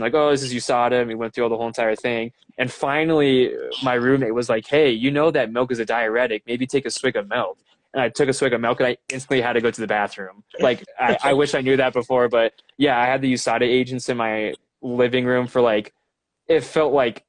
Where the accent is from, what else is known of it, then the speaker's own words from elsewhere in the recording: United States; I'm an American.